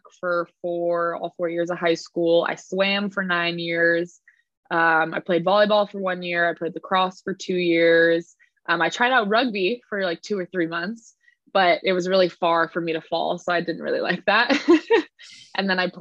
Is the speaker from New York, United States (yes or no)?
no; California, United States; also born or lived in Edinburgh, Scotland; was raised in California, hence my accent